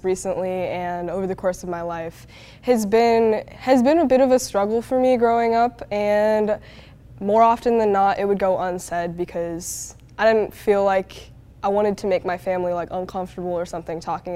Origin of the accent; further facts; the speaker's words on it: United States; also born or lived in China; They came and got me and brought me back to the States